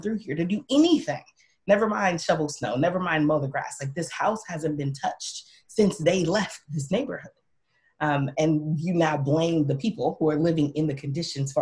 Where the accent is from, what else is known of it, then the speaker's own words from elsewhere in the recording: Milwaukee, Wisconsin, United States; also born or lived in the South; I'm from Milwaukee, one of the worst places in the country for Black folks to live